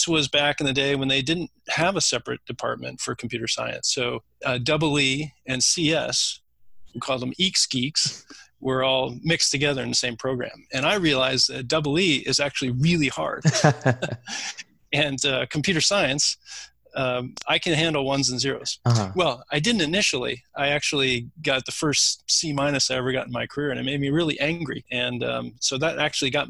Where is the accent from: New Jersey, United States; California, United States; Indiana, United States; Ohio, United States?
California, United States; Silicon Valley; I grew up in Silicon Valley